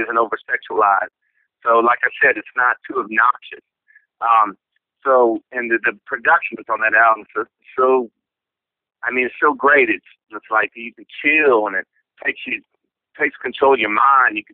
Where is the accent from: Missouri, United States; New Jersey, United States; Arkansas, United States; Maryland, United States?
Missouri, United States; Columbia; cats growing up in New York City uh, that's just a whole damn different mentality than growing up in Columbia, Missouri.